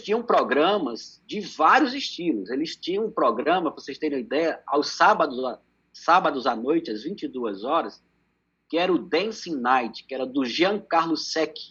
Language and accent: Portuguese; Pernambuco, Brazil; also born or lived in Recife; eu morava em Recife, eu sou pernambucano